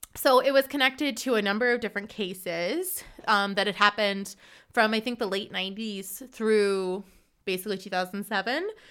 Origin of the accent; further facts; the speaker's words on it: Hartsburg, Missouri, United States; moved away as an adult; now in Freiburg, Germany; I'm originally from Hartsburg, Missouri, and I currently live in Freiburg